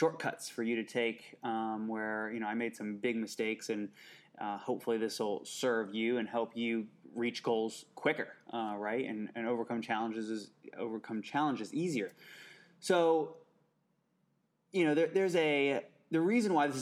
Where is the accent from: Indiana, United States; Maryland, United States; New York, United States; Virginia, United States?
Indiana, United States; Indianapolis; I grew up in Indianapolis, Indiana